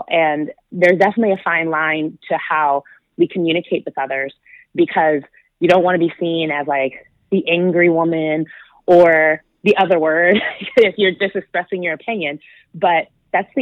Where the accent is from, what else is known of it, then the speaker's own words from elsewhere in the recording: Michigan, United States; moved away as an adult; now in Southern California, United States; I grew up in Michigan